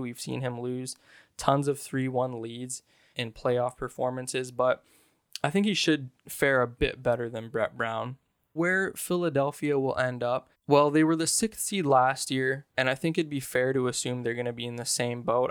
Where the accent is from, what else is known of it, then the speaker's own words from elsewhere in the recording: Canada; I'm Canadian